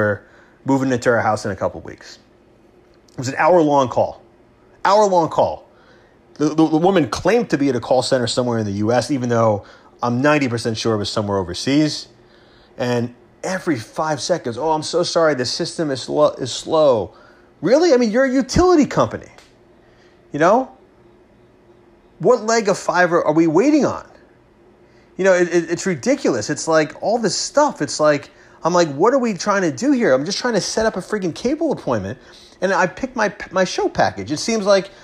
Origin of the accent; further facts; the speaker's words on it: Long Island, New York, United States; now in Westchester, United States; I grew up on Long Island. I lived there for the first, you know, 17, almost 18 years of my life before college